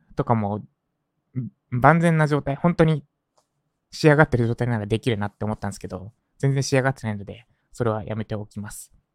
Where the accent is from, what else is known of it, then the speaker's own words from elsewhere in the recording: Japan; 私の実家に帰ります。今言った立石ですね。